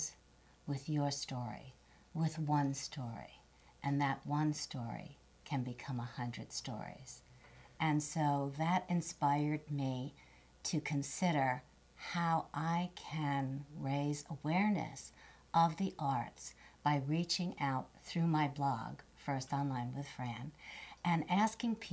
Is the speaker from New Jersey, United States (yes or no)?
no; New York City, New York, United States; I'm from New York